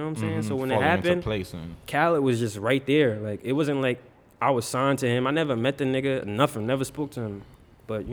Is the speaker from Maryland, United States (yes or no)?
no; New York City, New York, United States; I'm from Queens, Hollis